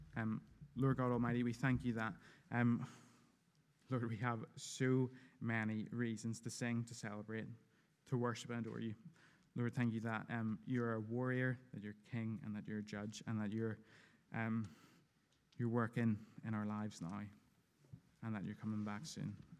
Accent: United Kingdom; I'm very British

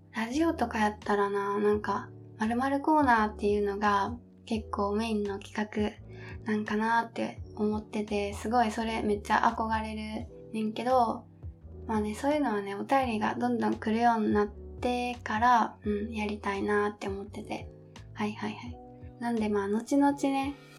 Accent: Kansai, Japan; accent: Kansai dialect; now in Kanto, Japan; 私出身が、えっと、実は関西の出身

